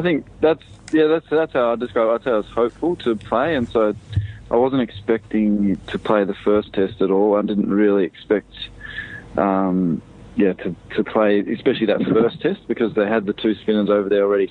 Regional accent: Sydney, New South Wales, Australia; moved away as an adult; also born or lived in Dunedin; I grew up in Sydney. Uh, I went to school in Sydney

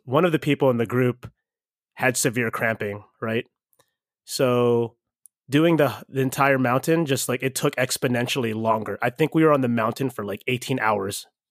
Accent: Baltimore, Maryland, United States; I'm from Baltimore

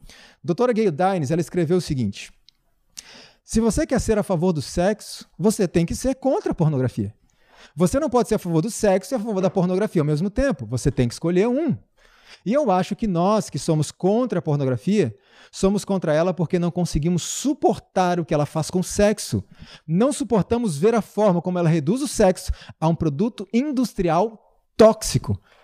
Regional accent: Brazil; somos nós, brasileiros

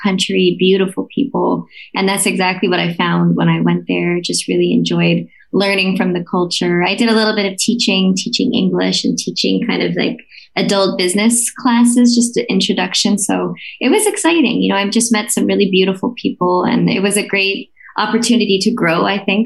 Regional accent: 10 minutes outside of Detroit, Ontario, Canada; moved away as an adult; also born or lived in Finland; now in New York, United States; I was born and raised like 10 minutes outside of Detroit

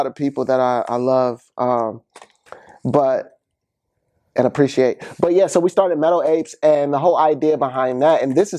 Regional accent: Ann Arbor, Michigan, United States; I'm from Ann Arbor, Michigan. Okay. Born and raised all my days, 700 block, North Mapleville boy.

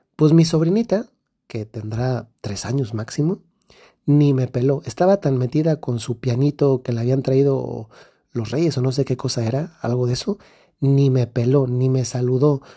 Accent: Guanajuato, Mexico; now in Bari, Italy; soy del centro de México, de un estado que se llama Guanajuato

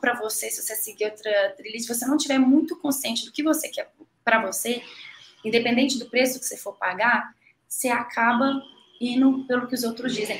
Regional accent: Betim, Minas Gerais, Brazil; also born or lived in Belo Horizonte; eu sou mineira, sou nasci em Belo Horizonte, sou ali da região de Betim, região metropolitana

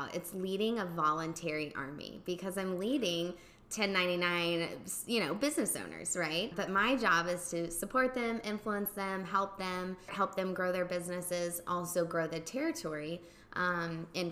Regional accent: Oklahoma, United States; moved away as an adult; also born or lived in Illinois / San Antonio, Texas / Houston, Texas; now in Dallas, United States; originally from Oklahoma, but moved around for 10 years

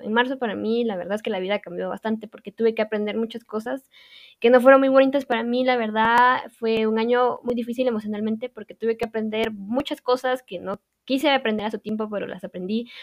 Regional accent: Quetzaltenango, Guatemala; soy originaria de Quetzaltenango

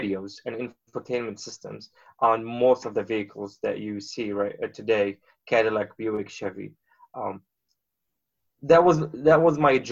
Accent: Beirut, Beirut Governorate, Lebanon; moved away as an adult; now in United States; So I grew up in Beirut. I was born in Beirut, Lebanon

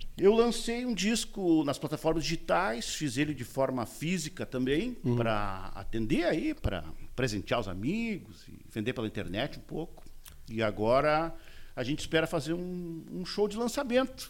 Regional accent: Uruguaiana, Rio Grande do Sul, Brazil; moved away as an adult; now in Porto Alegre, Brazil; morei em Uruguaiana, que é a minha terra natal

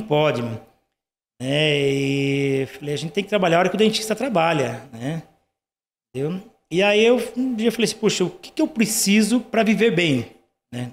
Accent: Nova Cantu, Paraná, Brazil; now in Curitiba, Brazil; Eu sou do interior do Paraná

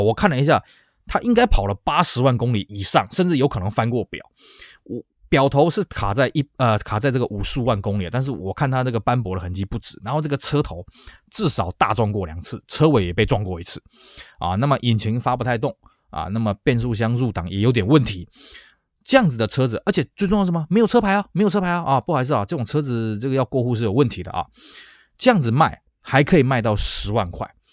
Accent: Taiwan; 我们台湾人

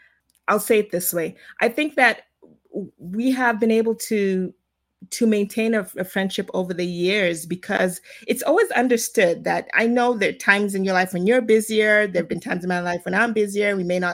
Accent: Zimbabwe; also born or lived in South Africa / United States; So, as you know, I'm from Zimbabwe, but I was not born in Zimbabwe. I was born in South Africa, so spent the first couple years there. And then from there, my family moved to the US

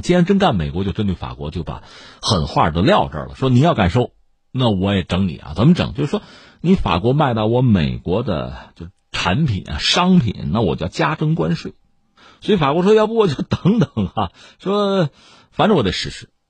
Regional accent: China; 特别我们中国人吧

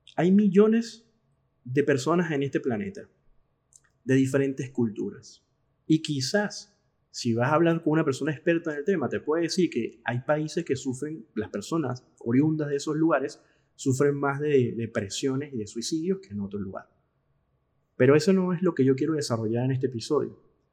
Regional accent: Caracas, Capital District, Venezuela; moved away as an adult; now in Argentina; como dicen en Venezuela, en mi país de origen

